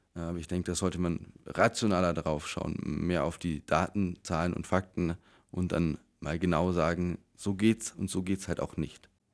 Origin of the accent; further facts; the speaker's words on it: Allgäu, Bavaria, Germany; bei uns im Allgäu